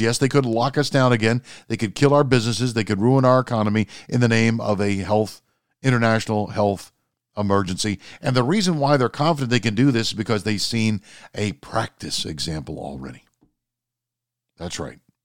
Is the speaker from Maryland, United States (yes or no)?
yes; Maryland, United States; my home state of Maryland